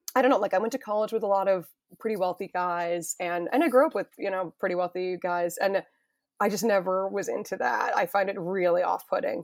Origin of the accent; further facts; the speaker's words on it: Weston, Massachusetts, United States; moved away; I'm from Weston